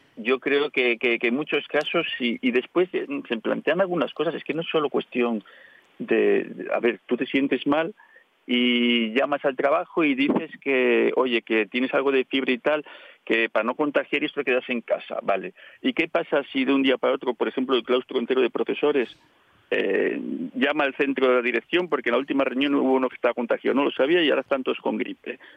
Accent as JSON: {"language": "Spanish", "town": "Colombres", "region": "Asturias", "country": "Spain", "said": "yo también soy de Colombres"}